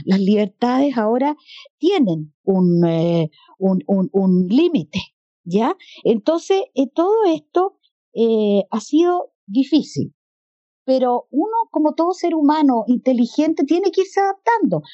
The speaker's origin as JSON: {"language": "Spanish", "country": "Chile", "said": "la forma como en Chile tratamos las campañas"}